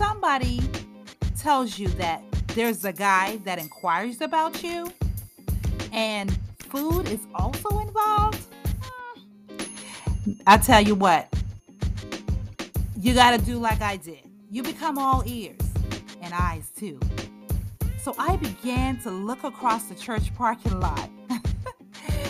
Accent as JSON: {"language": "English", "town": "Charleston", "region": "South Carolina", "country": "United States", "tie": "born or raised there", "said": "my hometown of beautiful Charleston, South Carolina"}